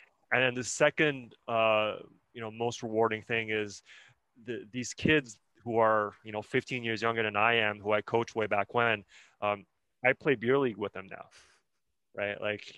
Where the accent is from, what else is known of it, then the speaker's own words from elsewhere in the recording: Canada; also born or lived in China; I was born in China. My parents and I moved to Canada when I was 6 or 7 years old.